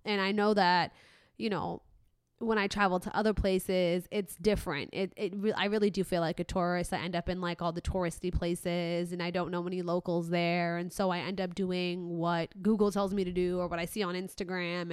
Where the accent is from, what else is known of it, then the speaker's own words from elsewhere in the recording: Mohammedia, Casablanca-Settat, Morocco; moved away; I'm from Muhammadiyah